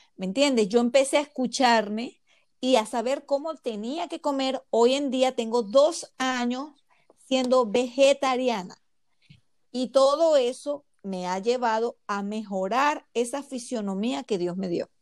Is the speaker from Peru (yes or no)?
no; Zulia, Venezuela; moved away as an adult; now in Dallas, United States; llegué de Venezuela, eh, viví en el estado Zulia